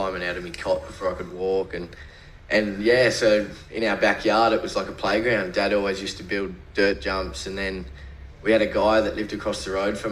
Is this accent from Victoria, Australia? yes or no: no; Gold Coast, Queensland, Australia; I was born in Southport Hospital